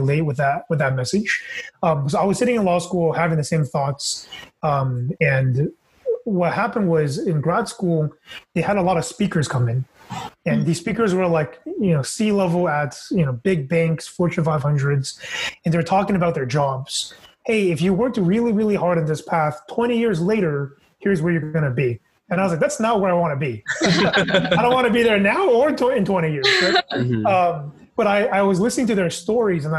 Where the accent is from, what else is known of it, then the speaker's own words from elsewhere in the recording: Fremont, California, United States; I'm originally from the Bay Area, born and raised in Fremont